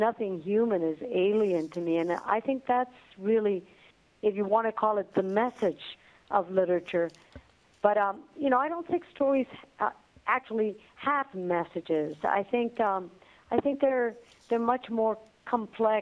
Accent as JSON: {"language": "English", "country": "Dominican Republic", "tie": "born or raised there", "second_language": "English", "moved": "yes", "lives_now": "United States", "said": "growing up in the Dominican Republic"}